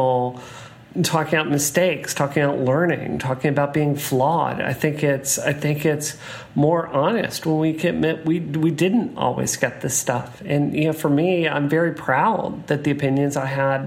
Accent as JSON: {"language": "English", "town": "Hattiesburg", "region": "Mississippi", "country": "United States", "tie": "born or raised there", "said": "my hometown of Hattiesburg, Mississippi"}